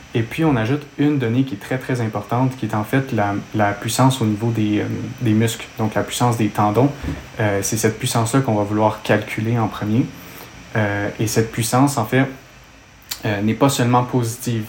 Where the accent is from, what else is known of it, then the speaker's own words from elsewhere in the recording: Montreal, Quebec, Canada; accent: Québécois; je viens de Montréal, au Canada, donc d'où vient mon, mon, accent québécois